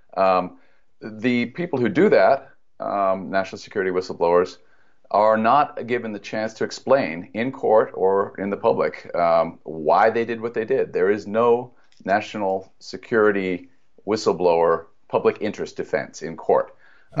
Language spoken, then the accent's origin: English; United States; We, as American citizens